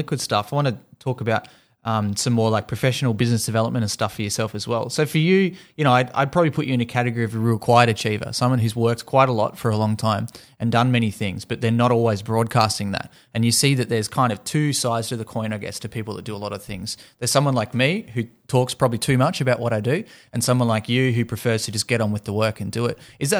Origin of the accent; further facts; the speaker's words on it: Tasmania, Australia; I grew up in Tasmania where there wasn't much gaming action happening